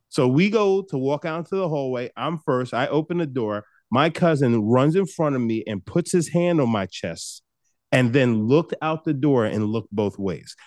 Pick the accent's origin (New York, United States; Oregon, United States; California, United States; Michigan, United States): New York, United States; Long Island; I grew up on Long Island. So I grew up in the suburbs